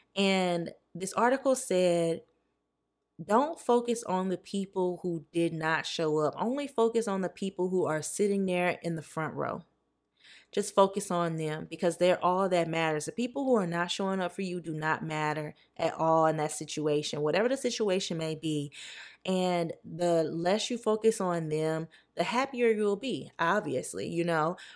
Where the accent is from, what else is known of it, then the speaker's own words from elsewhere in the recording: Louisiana, United States; moved away; I'm from Louisiana